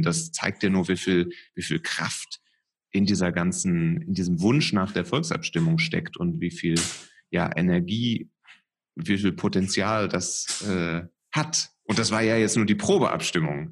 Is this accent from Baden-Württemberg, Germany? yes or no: no; Cologne, North Rhine-Westphalia, Germany; als Kölner, der ähm, ja immer nach dem Kölschen Grundgesetz das ein bisschen lebt